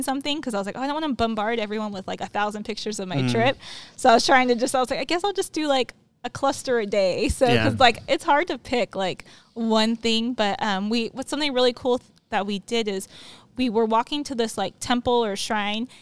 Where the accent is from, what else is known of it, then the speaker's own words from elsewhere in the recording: Moreno Valley, California, United States; now in Banning, United States; I grew up in Moreno Valley, so not super far from here.